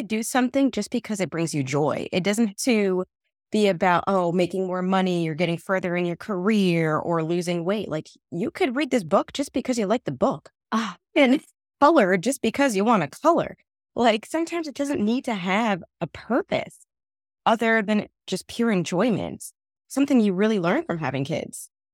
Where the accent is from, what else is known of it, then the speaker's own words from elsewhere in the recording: New Jersey, United States; also born or lived in Trinidad (family origin); I am a first generation American. My family is from Trinidad, um, and I was born here in New Jersey